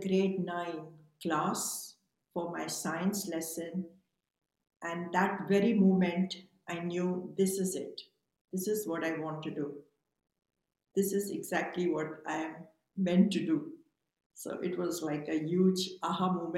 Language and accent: English; India; also born or lived in Mumbai; I was born in India, and growing up, I wanted to be a scientist.